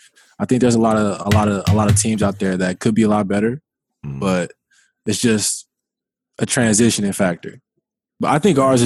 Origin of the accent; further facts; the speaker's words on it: Oklahoma City, Oklahoma, United States; I'm from Oklahoma City.